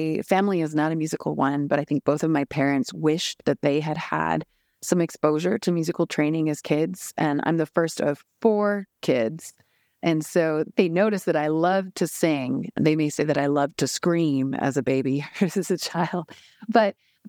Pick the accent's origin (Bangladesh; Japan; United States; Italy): Japan; born there; So I was born in Japan and my parents had been living there for about a decade.